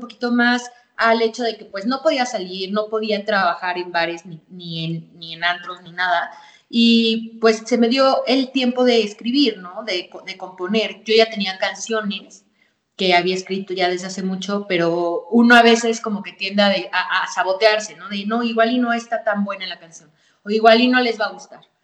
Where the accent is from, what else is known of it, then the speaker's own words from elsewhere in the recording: Pachuca, Hidalgo, Mexico; aquí en mi ciudad, soy de Pachuca Hidalgo